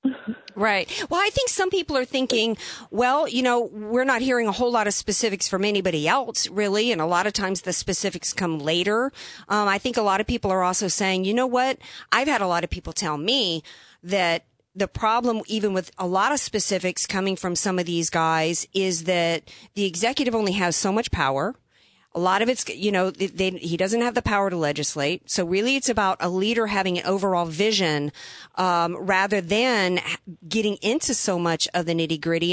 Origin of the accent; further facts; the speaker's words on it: the Bible Belt, United States; I grew up in the Bible Belt